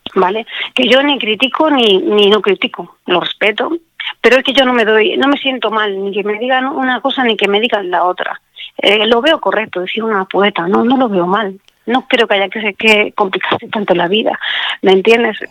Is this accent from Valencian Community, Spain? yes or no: yes; Alicante, Valencian Community, Spain; soy de Alicante, entonces he vivido mucho tiempo al lado del mar